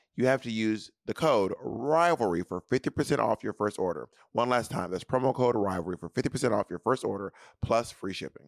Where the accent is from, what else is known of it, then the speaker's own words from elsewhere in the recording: the South, United States; now in New York City, United States; growing up in the South